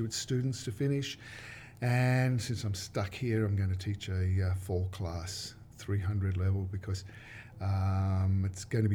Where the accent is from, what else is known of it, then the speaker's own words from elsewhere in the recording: Sydney, New South Wales, Australia; moved away; As you probably can tell by the accent, I was born in Australia, in Sydney, in a beach suburb called Maroubra